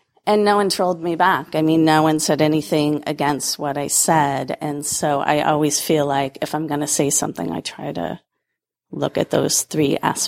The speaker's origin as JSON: {"language": "English", "region": "Massachusetts", "country": "United States", "said": "I'm from Massachusetts"}